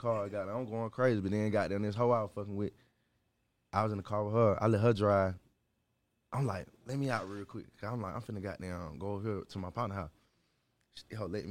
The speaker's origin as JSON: {"language": "English", "town": "Stone Mountain", "region": "Georgia", "country": "United States", "tie": "born or raised there", "also_born_or_lived": "Gwinnett / Atlanta", "said": "I'm from Stone Mountain"}